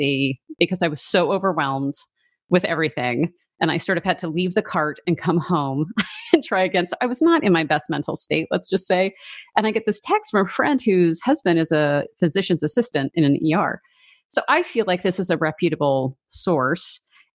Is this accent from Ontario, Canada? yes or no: no; Vancouver, British Columbia, Canada; moved away; I'm originally from Vancouver, Canada